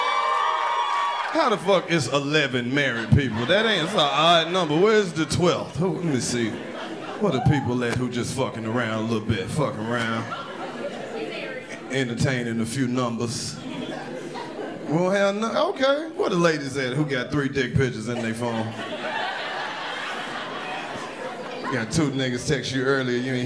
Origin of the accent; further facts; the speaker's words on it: Mississippi, United States; I'm from Mississippi.